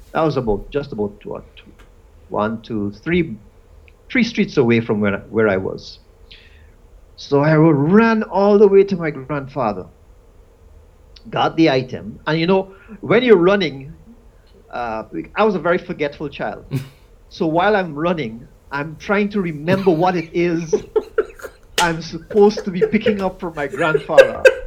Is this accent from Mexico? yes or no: no; Guyana; I was born in Guyana. And in Guyana, we had Muslims, we had Hindus